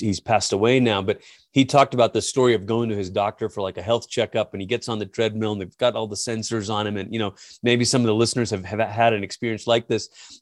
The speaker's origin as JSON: {"language": "English", "country": "Malaysia", "tie": "born or raised there", "also_born_or_lived": "Portland, Oregon", "moved": "as an adult", "lives_now": "United States", "said": "I'm originally from Malaysia. It's where I grew up."}